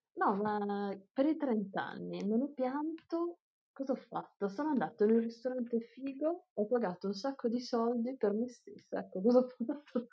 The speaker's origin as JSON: {"language": "Italian", "country": "Italy", "moved": "as an adult", "lives_now": "Taiwan"}